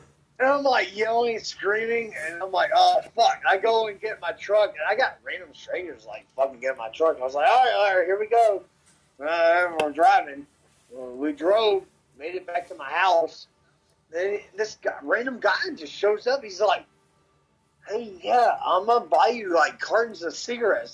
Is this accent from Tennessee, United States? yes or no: yes; Memphis, Tennessee, United States; growing up in Memphis